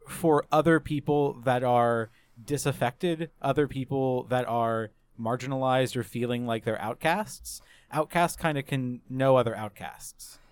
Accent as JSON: {"language": "English", "region": "the South", "country": "United States", "tie": "born or raised there", "said": "growing up in the South as well, like, for my, my, like, teenage years"}